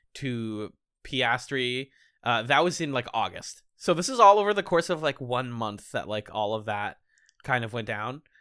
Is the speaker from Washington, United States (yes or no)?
no; Boston, Massachusetts, United States; I'm from Boston